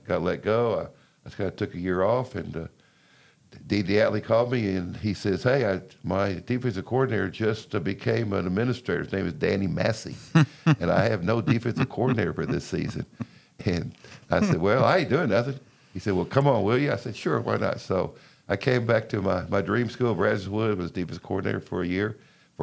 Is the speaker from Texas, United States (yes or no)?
yes; Lake Jackson, Texas, United States; also born or lived in Freeport, Texas; I was born in Freeport, grew up Lake Jackson